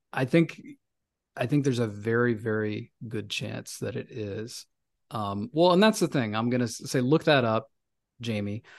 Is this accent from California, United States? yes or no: no; Memphis, Tennessee, United States; now in New York City, United States; I'm from Memphis